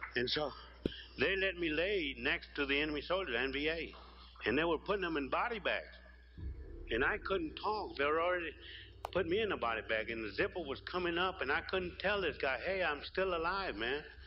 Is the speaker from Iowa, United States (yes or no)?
no; Cuero, Texas, United States; also born or lived in El Campo, Texas; I was born in Cuero, the Turkey capital of the world